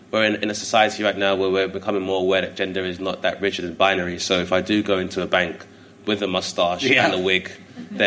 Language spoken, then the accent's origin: English; London, United Kingdom; growing up in Hither Green because it kind of borders Kent as well as Lewisham. So it's in the London Borough of Lewisham